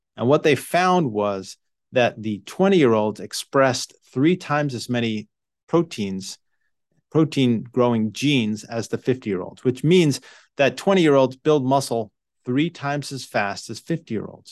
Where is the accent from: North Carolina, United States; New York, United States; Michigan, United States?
New York, United States; moved away as an adult; I grew up in New York